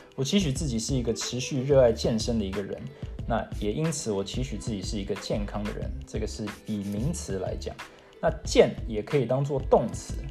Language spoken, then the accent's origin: Chinese; Taiwan; moved away as an adult; also born or lived in Seattle, United States; now in United States; 我是在美国出生，台湾长大，从小呢是在台湾从小学一路读到了高中毕业，才回到美国